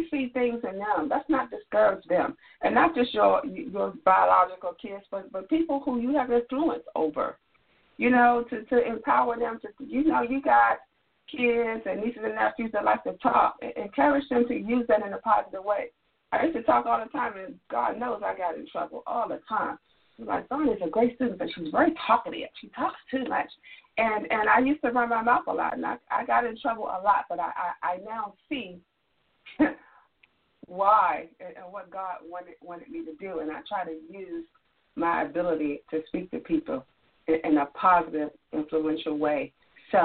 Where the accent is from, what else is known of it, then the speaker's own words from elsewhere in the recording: Washington, District of Columbia, United States; live from Washington, D.C., the capital city, my hometown, DMV